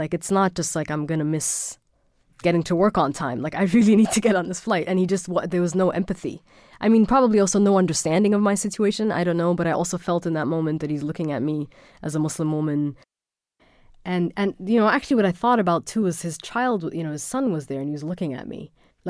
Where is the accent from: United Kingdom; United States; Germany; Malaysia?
Germany; born or raised there